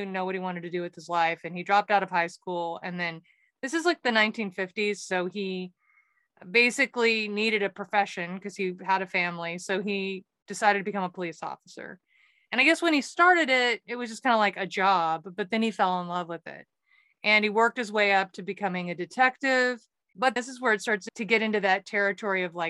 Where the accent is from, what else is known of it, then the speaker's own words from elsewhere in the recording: Waco, Texas, United States; in Waco, Texas, my hometown